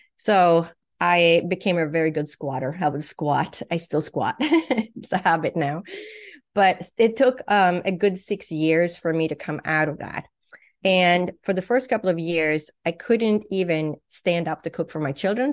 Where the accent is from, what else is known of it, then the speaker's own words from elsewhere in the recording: Sweden; English is a second language; also born or lived in Huntington Beach, California / Boston; now in United States; I was born and raised in Europe, in Sweden